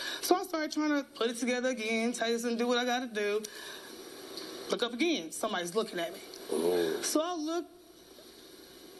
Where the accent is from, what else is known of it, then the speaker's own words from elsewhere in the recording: Austin, Texas, United States; moved away as an adult; now in Dallas, United States; I'm from Austin, but I moved to Dallas about a year ago.